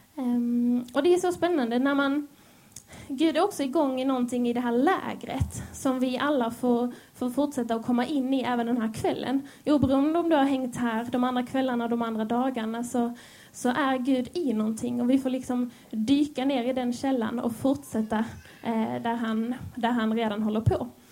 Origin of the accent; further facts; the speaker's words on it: Skåne, Sweden; accent: Scanian (skånska); also born or lived in Helsingborg; Jag hoppas ni hänger med på min skånska.